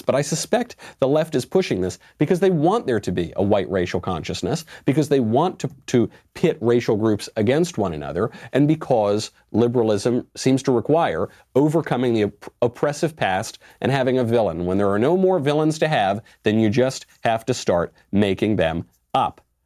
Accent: New York, United States; now in Los Angeles, United States; I'm a New Yorker, was born in New York, while I live in Los Angeles now

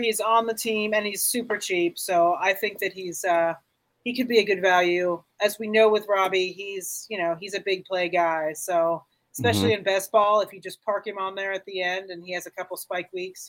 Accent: the South, United States; now in Denver, United States; I grew up in the South

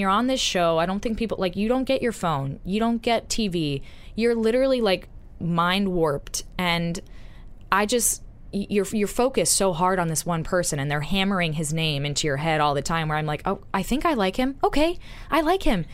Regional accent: the South, United States; moved away; I'm Southern

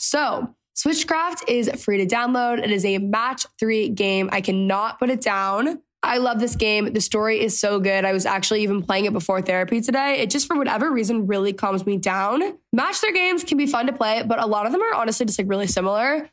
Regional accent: Texas, United States; I grew up in Texas.

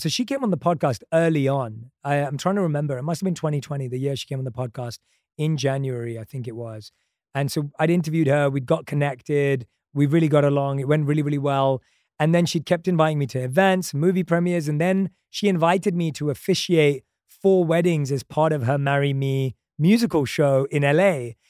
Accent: London, United Kingdom; come on, I grew up in London. Like, I loved movies growing up.

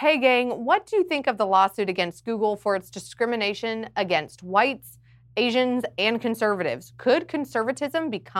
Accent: the Bible Belt, the South, United States; I'm from the Bible Belt

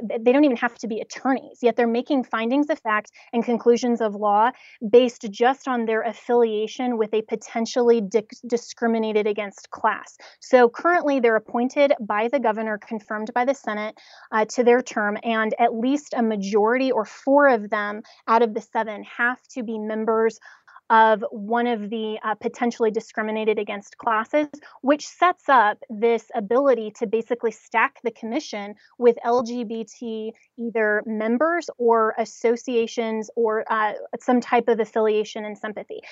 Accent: Colorado, United States; I'm from Colorado

